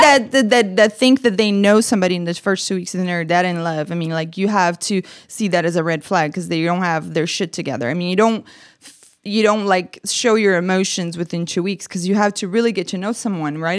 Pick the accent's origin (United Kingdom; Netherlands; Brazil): Brazil; English is a second language; now in United States; I'm from Brazil. I'm an immigrant